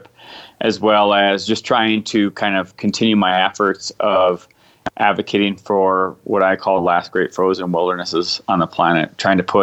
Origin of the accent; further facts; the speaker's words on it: United States; as an American